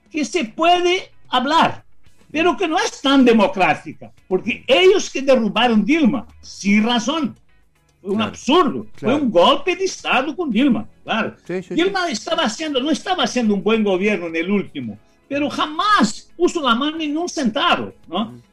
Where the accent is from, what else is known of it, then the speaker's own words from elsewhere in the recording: Rio Grande do Sul, Brazil; born there; Spanish is a second language; yo soy gaucho de, nacimiento, nací ahí en Río Grande do Sur ¿no?